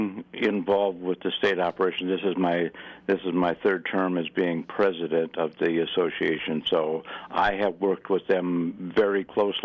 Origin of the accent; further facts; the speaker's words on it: Buffalo County, Wisconsin, United States; now in Minnesota, United States; I was born and raised in Buffalo County, Wisconsin, and I grew up hunting with shotguns